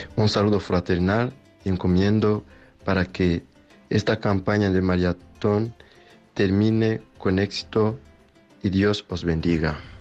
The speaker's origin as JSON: {"language": "Spanish", "country": "Rwanda", "moved": "yes", "lives_now": "Spain", "said": "de Ruanda"}